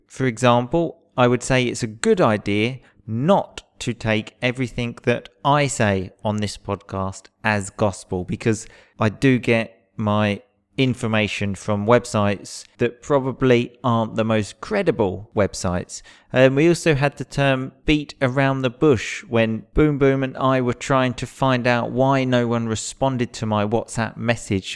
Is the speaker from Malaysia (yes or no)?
no; England, United Kingdom; moved away as an adult; I'm English. I've just moved here.